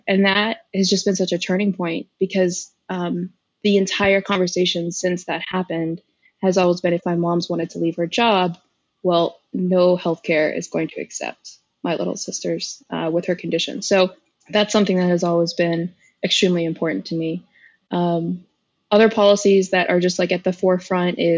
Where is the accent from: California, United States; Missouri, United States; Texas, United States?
Texas, United States; Arlington; now in Fort Worth, United States; where I grew up in Arlington was incredibly diverse